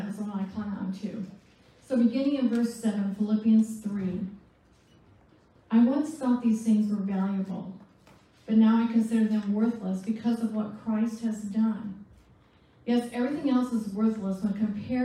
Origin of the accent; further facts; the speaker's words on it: Michigan, United States; also born or lived in Charlevoix / Vicksburg / Lansing / Flint; I was born in Michigan, so I carry my map with me wherever I go. And I grew up there